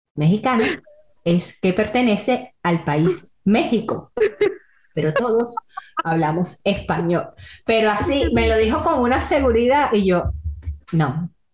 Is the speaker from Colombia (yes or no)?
no; Venezuela; moved away; de Venezuela